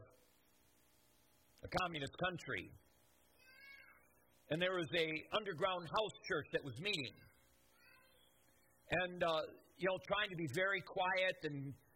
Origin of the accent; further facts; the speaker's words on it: United States; I love America, and I'm an American